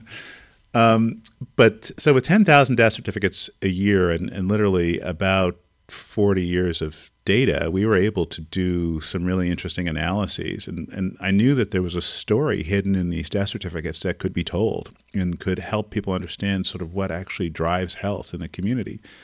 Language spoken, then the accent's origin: English; Montreal, Quebec, Canada; moved away as an adult; now in California, United States; I grew up in Montreal, Canada in the sixties, seventies, and eighties